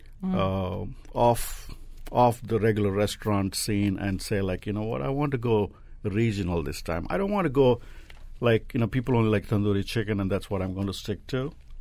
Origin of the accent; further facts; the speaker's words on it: Hyderabad, Telangana, India; now in United States; I'm from Hyderabad, and we are kings of biryani.